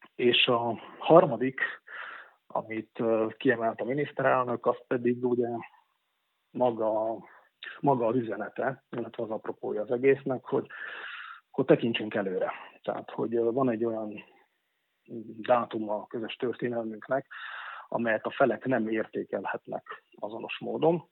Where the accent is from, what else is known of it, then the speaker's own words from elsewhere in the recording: Upper Hungary Hungarian, Felvidék, Slovakia; felvidéki magyarként